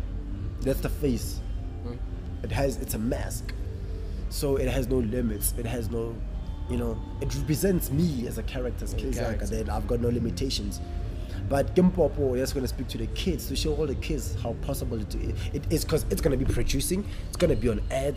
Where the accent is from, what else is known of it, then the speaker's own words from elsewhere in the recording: Northam, Limpopo, South Africa; moved away; I'm based here. I'm not from here. Hey. I'm from Northam. I'm from Limpopo.